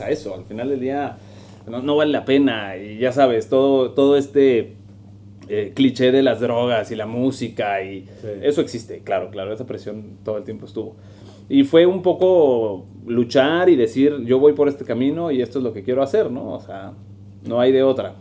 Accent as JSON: {"language": "Spanish", "town": "Monterrey", "region": "Nuevo León", "country": "Mexico", "tie": "born or raised there", "also_born_or_lived": "Toluca", "moved": "as an adult", "lives_now": "Mexico City, Mexico", "said": "Yo soy de aquí de Monterrey, aunque ahora ya vivo en la, en la Ciudad de México."}